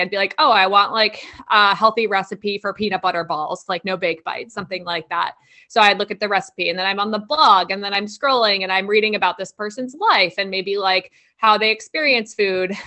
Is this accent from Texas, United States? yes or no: no; like New York area, New Jersey, United States; I'm from the New Jersey, like New York area